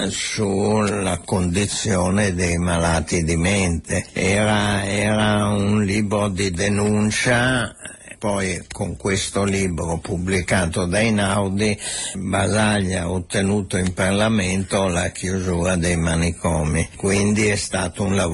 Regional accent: Santa Margherita Ligure, Liguria, Italy; born there; Margherita però, però, fotograficamente sono

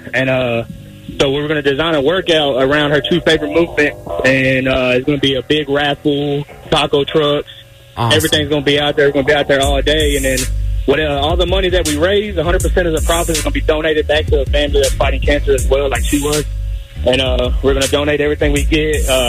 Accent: Ennis, Texas, United States; here in my hometown of Ennis, Texas.

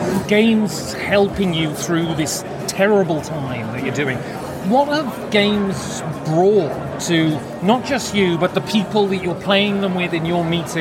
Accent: United Kingdom; now in Berlin, Germany; So, I grew up in Britain. I live in Berlin.

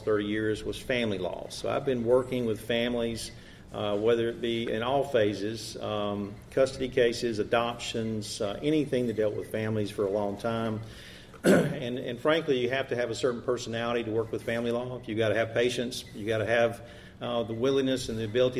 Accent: Andalusia, Alabama, United States; I'm from Andalusia

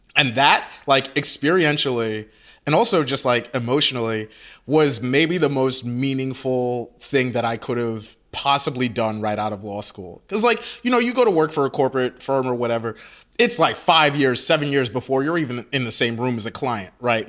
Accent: Nigeria; I'm Nigerian.

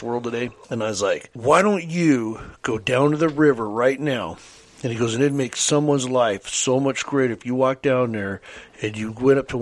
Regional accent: Kelso, Washington, United States; growing up in South Kelso

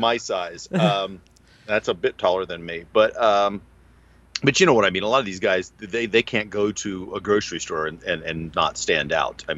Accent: New Mexico, United States; I grew up in New Mexico

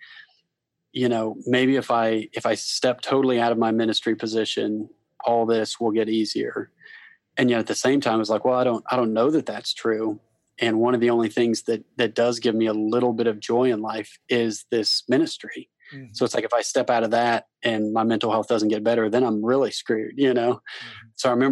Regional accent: Kansas City, United States; moved away as an adult; also born or lived in Columbia; now in Louisville, United States; I was born and raised in Kansas City

